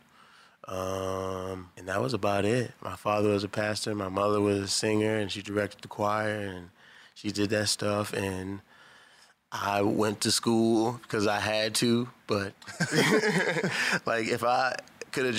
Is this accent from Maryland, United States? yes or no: yes; Baltimore, Maryland, United States; I'm from here. Born and raised Baltimore, Maryland